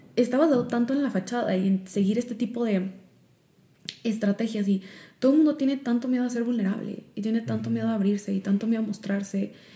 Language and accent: Spanish; Mexico; moved away as an adult; also born or lived in Chicago; cuando me mudé de regreso a México, porque cuando me fui de México a Chicago